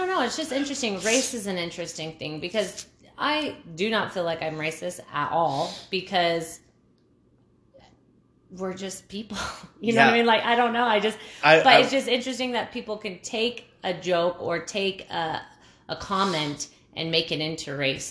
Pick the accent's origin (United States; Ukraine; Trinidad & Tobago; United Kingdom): United States; New Mexico; we're from New Mexico.